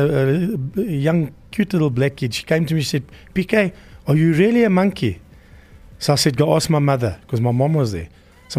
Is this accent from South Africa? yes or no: yes; South Africa; As a white South African, I do not have a clothing that I wear.